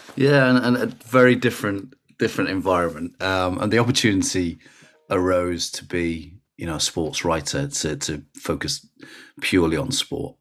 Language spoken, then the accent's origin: English; Rochdale, North West England, United Kingdom; also born or lived in Warrington; grew up in Rochdale